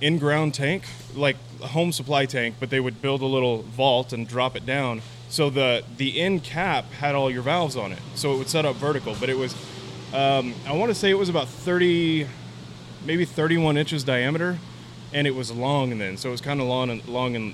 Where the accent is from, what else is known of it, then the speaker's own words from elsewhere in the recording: Portales, New Mexico, United States; I grew up in Portales, New Mexico, which is a small town on the eastern border of New Mexico